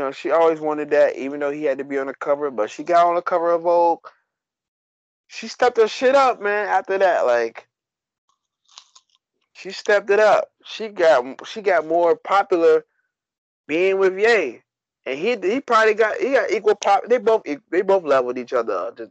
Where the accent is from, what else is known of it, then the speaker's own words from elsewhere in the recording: Staten Island, New York, United States; I'm from Staten Island.